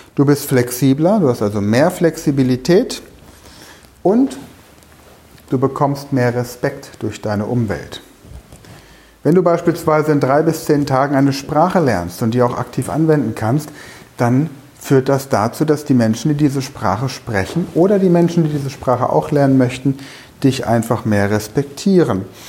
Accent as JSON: {"language": "German", "country": "Germany", "said": "bei uns in Deutschland"}